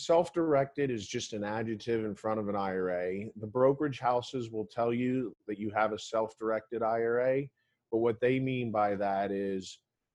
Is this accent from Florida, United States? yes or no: yes; Florida, United States; I grew up in Florida